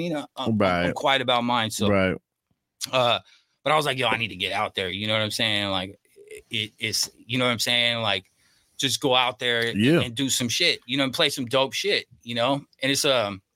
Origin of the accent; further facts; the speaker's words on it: Bay Area, California, United States; moved away as an adult; also born or lived in Los Angeles; now in North County San Diego, United States; I grew up in the Bay Area